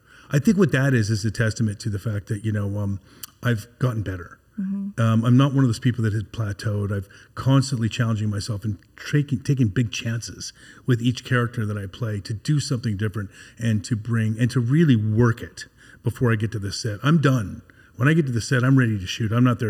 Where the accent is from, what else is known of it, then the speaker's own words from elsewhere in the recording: Canada; also born or lived in United States; rekindled those relationships because I'm Canadian and American.